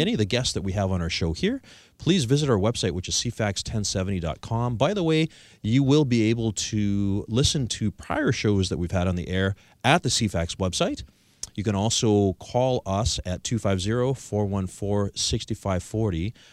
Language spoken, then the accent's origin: English; Victoria, British Columbia, Canada; I'm from Victoria, British Columbia